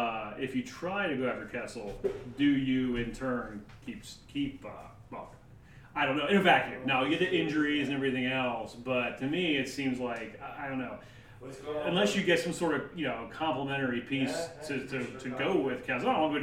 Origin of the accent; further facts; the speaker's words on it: Maryland, United States; I grew up in Maryland.